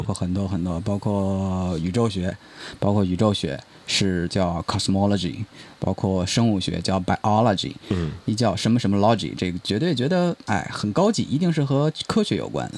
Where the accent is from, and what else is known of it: China